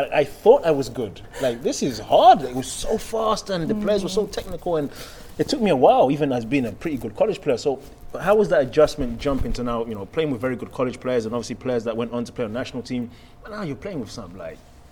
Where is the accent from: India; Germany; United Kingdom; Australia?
United Kingdom; London; moved away as an adult; also born or lived in Akron, Ohio; now in Seattle, United States; I'm from London